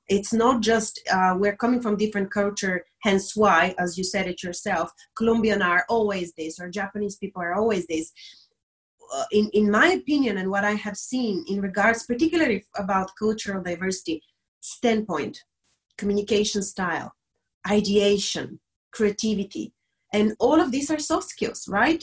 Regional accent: Bulgaria; moved away as an adult; now in Dublin, Ireland; I'm originally from Bulgaria, a small country in the Balkans

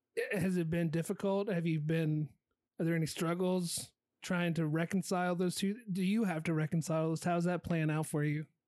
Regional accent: Danville, Virginia, United States; I'm from Danville, Virginia.

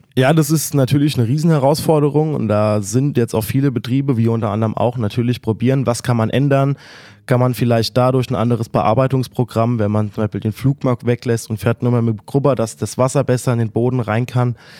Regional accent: Friedberg, Hesse, Germany

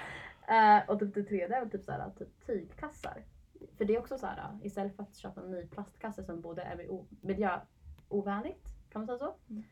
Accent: Uppsala, Uppsala County, Sweden; jag är born and raised i Uppsala.

